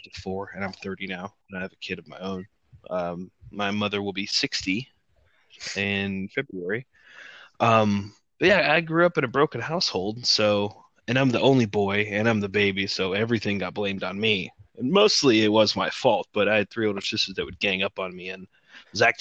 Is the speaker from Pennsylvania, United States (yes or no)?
no; Georgia, United States; also born or lived in Wisconsin; I moved to Georgia from Wisconsin.